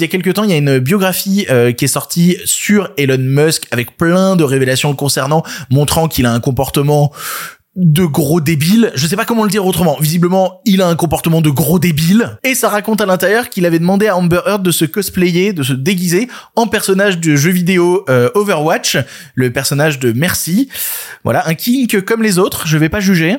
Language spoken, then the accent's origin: French; Ardèche, Auvergne-Rhône-Alpes, France; moved away; ayant passé une partie de mon enfance en Ardèche